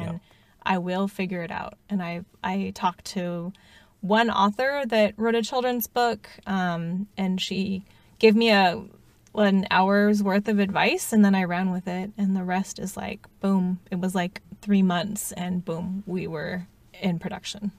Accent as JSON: {"language": "English", "country": "United States", "said": "being Asian American"}